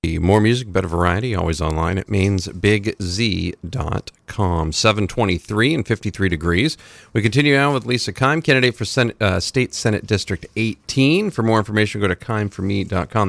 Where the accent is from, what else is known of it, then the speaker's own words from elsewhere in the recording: Dixfield, Maine, United States; I grew up on Hull Hill